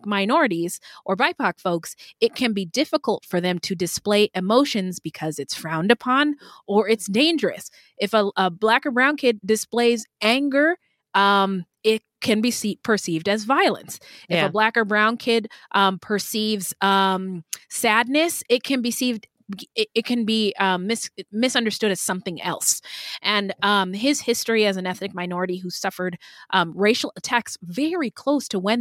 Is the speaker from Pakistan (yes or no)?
no; Pacific Northwest, United States; I was a fat little black girl growing up in the Pacific Northwest